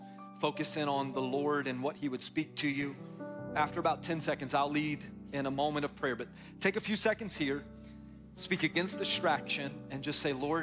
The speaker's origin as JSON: {"language": "English", "town": "Tampa", "region": "Florida", "country": "United States", "tie": "born or raised there", "said": "We grew up in Tampa, grew up in Florida, a lot of palm trees"}